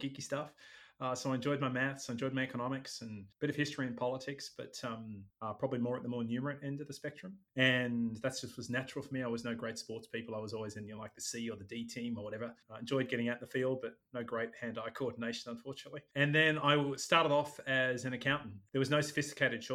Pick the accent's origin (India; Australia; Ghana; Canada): Australia; Sydney, New South Wales; moved away as an adult; also born or lived in Chicago, United States / London / Singapore; So I grew up in Sydney, Australia, most of my time. I spent some of my childhood in the United States in Chicago, but most of it was in Sydney.